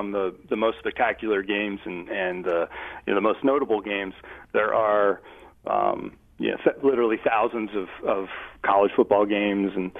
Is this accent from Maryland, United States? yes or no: yes; Baltimore, Maryland, United States; accent: Baltimore; my Baltimore accent